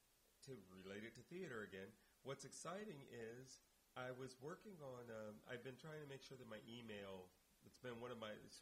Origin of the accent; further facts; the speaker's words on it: Indianapolis, Indiana, United States; now in Oakland, United States; driven to Indianapolis, my hometown.